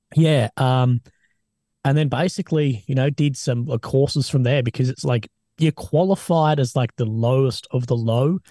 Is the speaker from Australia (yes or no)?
yes; Australia; I'm an Aussie, man.